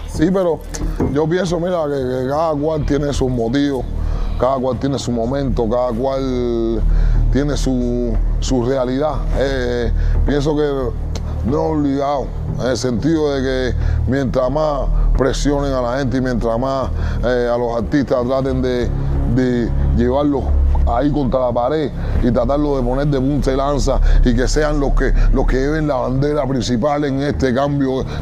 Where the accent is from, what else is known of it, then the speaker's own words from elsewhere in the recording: Cuba; moved away as an adult; yo como cubano de allí, que ahora está aquí